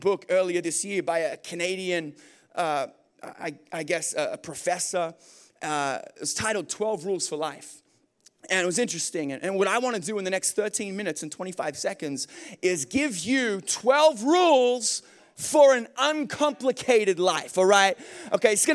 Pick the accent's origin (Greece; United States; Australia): Australia; moved away; I'm from Australia.